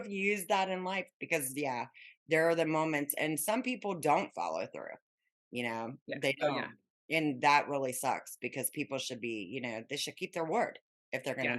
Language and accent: English; Las Vegas, Nevada, United States; moved away; I grew up in Vegas, but when I moved back here, and they actually built a roundabout.